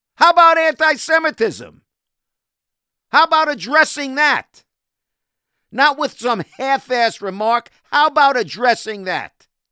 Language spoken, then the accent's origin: English; New York City, New York, United States; I was raised in housing, in a housing project in Brooklyn, in Cheapside Bay